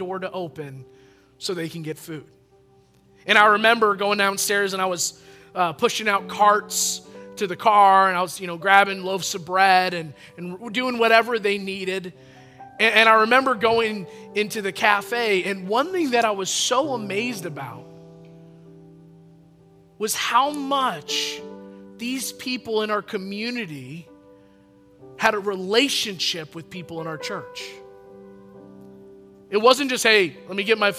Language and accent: English; Chelsea, Michigan, United States; I grew up in Chelsea, Michigan, and that's pretty close in between Ann Arbor and Lansing